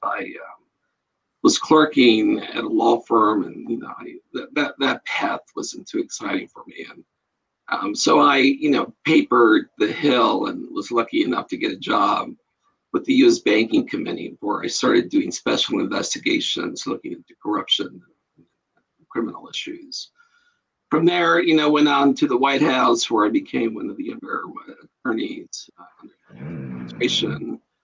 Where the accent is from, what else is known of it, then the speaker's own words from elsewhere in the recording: El Paso, Texas, United States; moved away as an adult; I grew up in El Paso, Texas